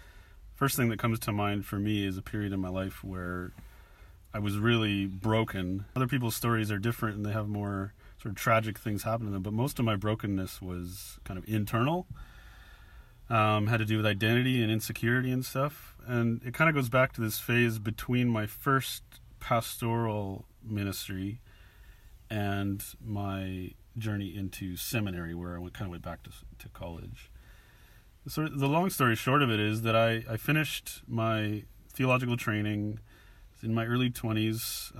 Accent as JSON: {"language": "English", "country": "Canada", "moved": "as an adult", "lives_now": "Bristol, United Kingdom", "said": "I came here from Canada 5 years ago with my family."}